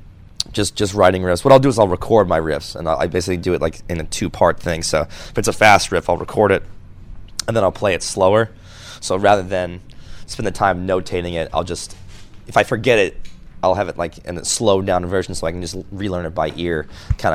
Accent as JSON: {"language": "English", "town": "Boston", "region": "Massachusetts", "country": "United States", "tie": "born or raised there", "said": "I grew up in Boston"}